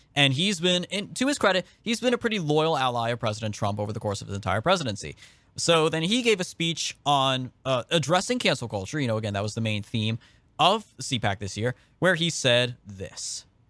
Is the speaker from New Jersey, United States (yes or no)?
no; California, United States; Being from California